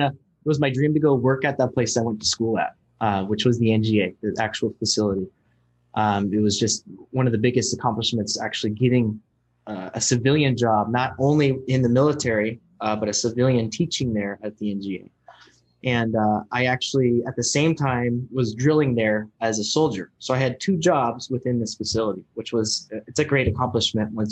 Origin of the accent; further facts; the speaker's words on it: Bremerton, Washington, United States; just here in my hometown, Bremerton